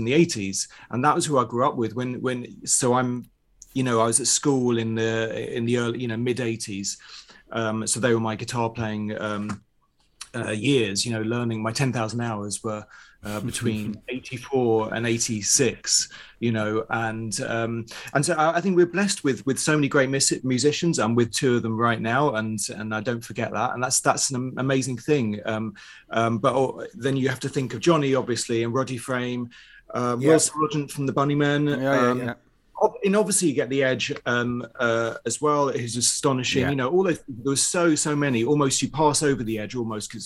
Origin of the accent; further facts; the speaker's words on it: London, United Kingdom; where I grew up in North London, everyone was second generation Irish